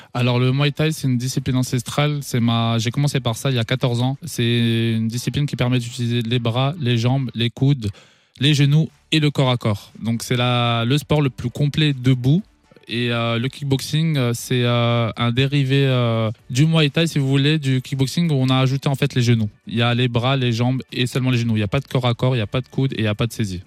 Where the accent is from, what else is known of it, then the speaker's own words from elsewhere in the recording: Strasbourg, Grand Est, France; je suis originaire de Strasbourg, j'ai grandi à Haute-Pierre